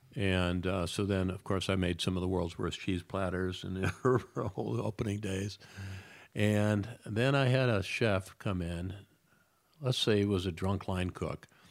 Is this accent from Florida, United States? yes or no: no; Detroit, Michigan, United States; moved away; I'm a kid from Detroit